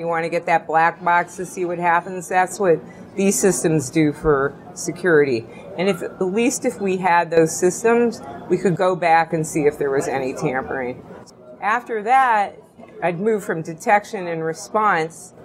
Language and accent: English; United States